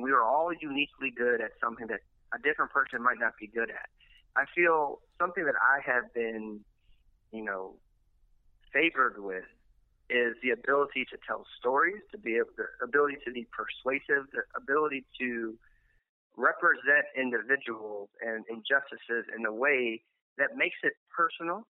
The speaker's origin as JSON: {"language": "English", "town": "Milwaukee", "region": "Wisconsin", "country": "United States", "tie": "born or raised there", "moved": "yes", "lives_now": "New Orleans, United States", "said": "I grew up in Milwaukee"}